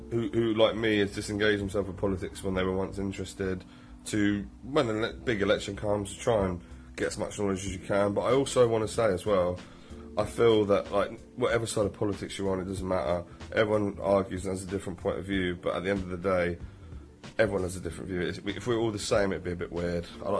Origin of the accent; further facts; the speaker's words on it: United Kingdom; And I, on the whole, think being British is something we should be proud